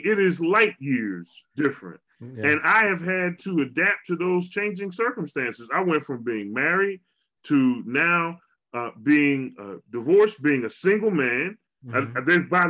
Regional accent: Philadelphia, Pennsylvania, United States; now in Walla Walla, United States; I am from Philly.

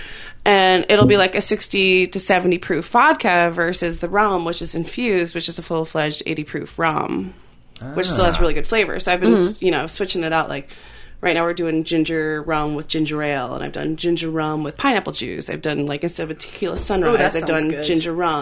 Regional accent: Michigan, United States; now in Oregon, United States; I'm from Michigan.

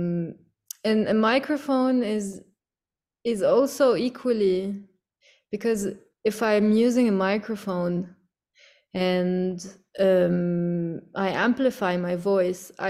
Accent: Cairo, Cairo Governorate, Egypt; now in Beirut, Lebanon; growing up in Cairo

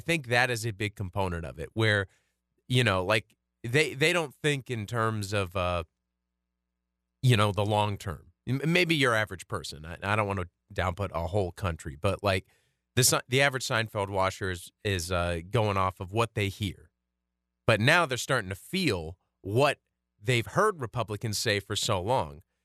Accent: United States; growing up in America in, like, the early two thousands

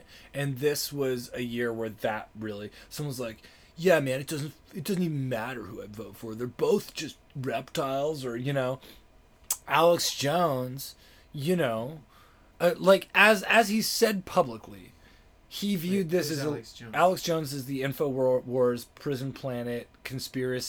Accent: Toronto, Ontario, Canada; moved away as an adult; now in Los Angeles, United States; I was born in Toronto, and then I was doing comedy in Toronto

